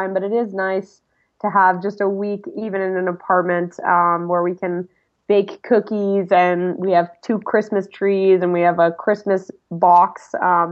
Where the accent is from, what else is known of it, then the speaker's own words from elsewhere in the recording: Vermont, United States; Well, I grew up in Vermont as an alpine ski racer and runner.